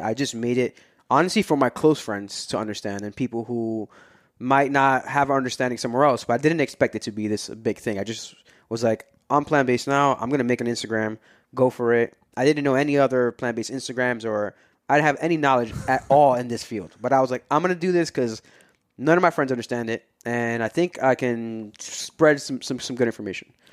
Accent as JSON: {"language": "English", "town": "New York City", "region": "New York", "country": "United States", "tie": "born or raised there", "also_born_or_lived": "Brooklyn / Upper Manhattan", "moved": "as an adult", "lives_now": "New Jersey, United States", "said": "born and raised in Queens, but I, I lived all over. I've lived different parts of Brooklyn. I lived in Upper Manhattan for a little bit, and now I'm in Jersey"}